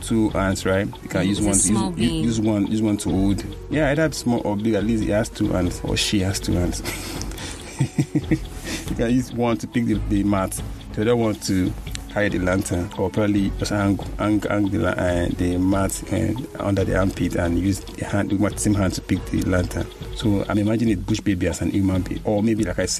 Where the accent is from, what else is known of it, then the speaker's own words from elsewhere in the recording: Nigeria; I'm a Nigerian man